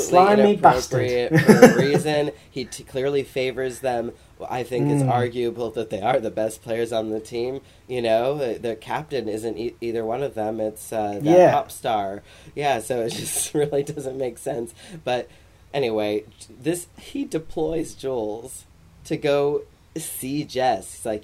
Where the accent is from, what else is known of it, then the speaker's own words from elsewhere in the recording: United States; as an American person